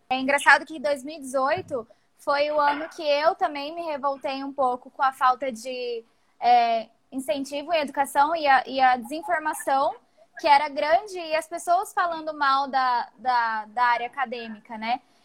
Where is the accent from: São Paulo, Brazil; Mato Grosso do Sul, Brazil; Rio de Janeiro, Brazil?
Mato Grosso do Sul, Brazil; Campo Grande; now in São Carlos, Brazil; eu sou de Campo Grande, é, é, faz parte de um estado ainda muito conservador.